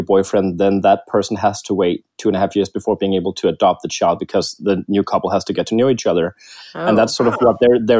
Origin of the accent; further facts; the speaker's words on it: Denmark; I am from Denmark